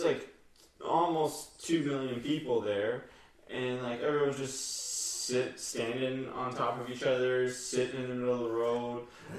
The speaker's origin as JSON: {"language": "English", "country": "Canada", "said": "we're from Canada."}